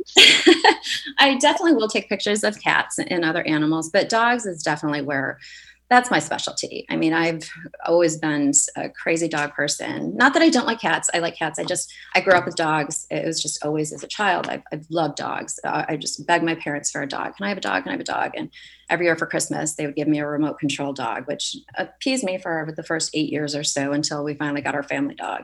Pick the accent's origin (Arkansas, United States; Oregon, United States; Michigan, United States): Michigan, United States; moved away as an adult; also born or lived in Chicago, Illinois; now in Santa Barbara, United States; I grew up in Michigan and spent uh, the last 20 years in Chicago.